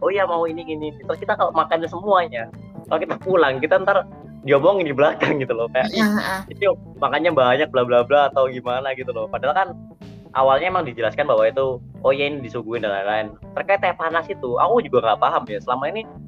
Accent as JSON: {"language": "Indonesian", "region": "East Java", "country": "Indonesia", "tie": "born or raised there", "said": "aku ini dari Jawa Timur"}